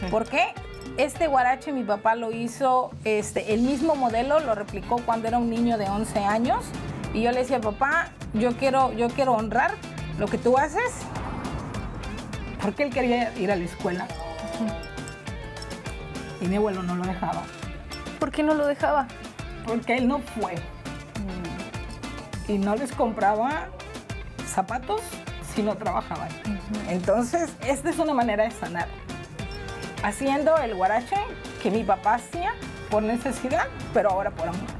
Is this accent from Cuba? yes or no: no; Colima, Mexico